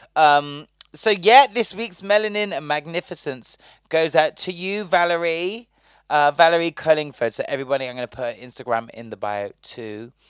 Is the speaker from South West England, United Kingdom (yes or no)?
yes; Bristol, South West England, United Kingdom; now in London, United Kingdom; I'm from Bristol.